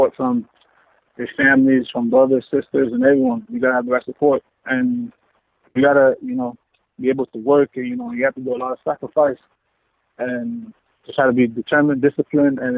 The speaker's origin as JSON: {"language": "English", "region": "South Florida", "country": "United States", "moved": "as an adult", "lives_now": "Vancouver, Canada", "said": "I'm from South Florida"}